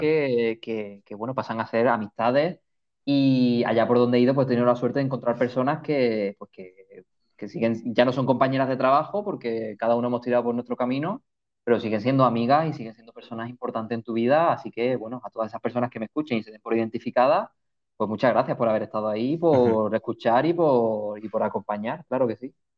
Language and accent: Spanish; Málaga, Andalusia, Spain; moved away as an adult; Vivo en una isla y soy de Málaga, o sea que el olor a mm. mar me recuerda a la infancia, al colegio, al instituto, a la familia